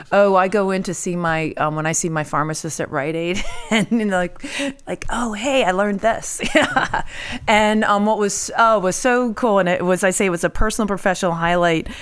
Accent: outside of Syracuse, New York, United States; also born or lived in Mexico, New York; I grew up outside of Syracuse

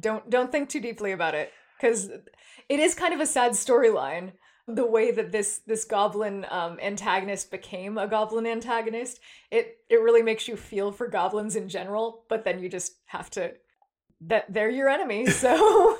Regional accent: San Jose, California, United States; from my hometown, San Jose

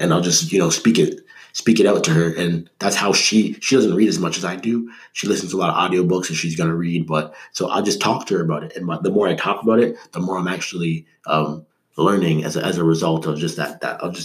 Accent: Canada; I'm Canadian

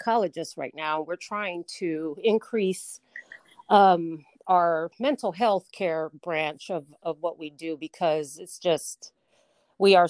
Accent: Hidalgo, Texas, United States; also born or lived in Fort Wayne, Indiana; I'm from Fort Wayne, Indiana. I was born there, but grew up in Texas

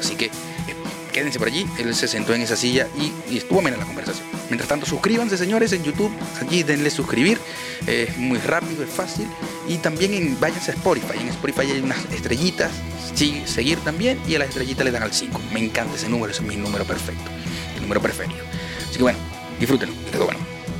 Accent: Maracaibo, Zulia, Venezuela; now in Chile

